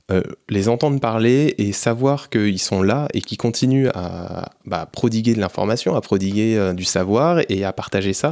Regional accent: France; on est des Français.

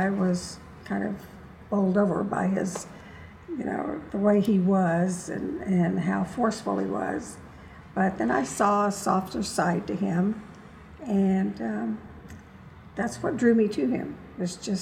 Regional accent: Dallas, Texas, United States; I grew up in Dallas, Texas

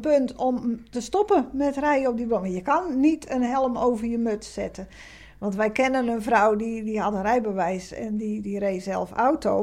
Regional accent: Krimpen aan den IJssel, South Holland, Netherlands; moved away as an adult; now in Middelburg, Netherlands; ik ben zelf niet geboren in Zeeland, maar in uh, Krimp bij Rotterdam in de buurt. Ik ben op mijn 25ste in Middelburg komen wonen voor mijn werk.

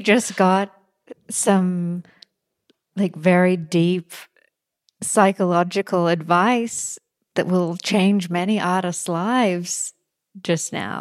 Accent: Australia; moved away; I'm from Australia.

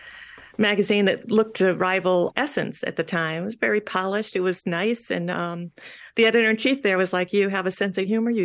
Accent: Long Island, New York, United States; I grew up on Long Island.

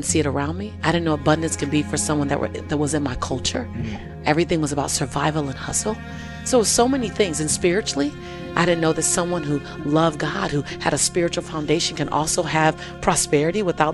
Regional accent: Los Angeles, California, United States; I was born and raised in South Central LA.

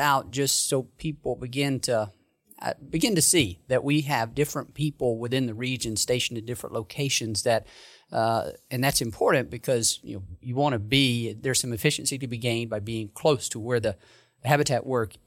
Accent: the South, United States; I grew up in the South

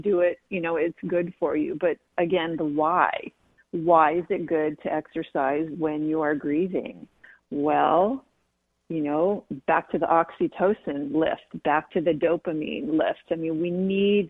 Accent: San Diego, California, United States; growing up in San Diego

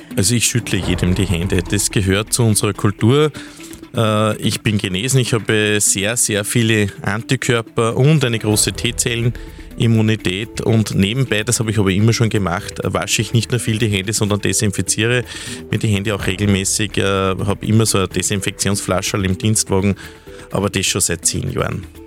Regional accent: Steinhaus, Upper Austria, Austria; in meiner Heimatgemeinde Steinhaus-Bewels

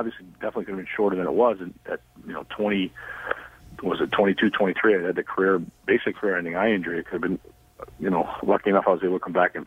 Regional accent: United States; I am American

